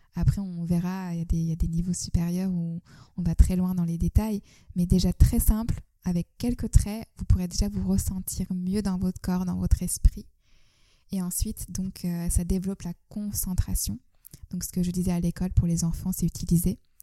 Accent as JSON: {"language": "French", "region": "Istanbul", "country": "Turkey", "tie": "born or raised there", "moved": "yes", "lives_now": "France", "said": "je suis née en Turquie, j'ai grandi à Istanbul"}